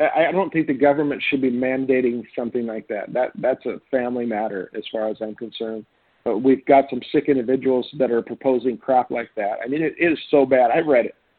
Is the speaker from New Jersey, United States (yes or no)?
no; Jefferson County, Washington, United States; also born or lived in Olympia, Washington; now in Republic, United States; to school in Jefferson County, uh, from grade school through freshman year of high school in Jefferson County on the west side